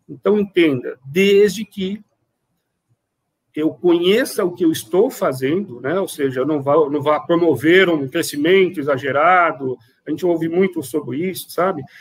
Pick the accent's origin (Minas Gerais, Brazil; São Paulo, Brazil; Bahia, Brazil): São Paulo, Brazil; Eu venho é, de uma área muito maior, eu venho de São Paulo, né?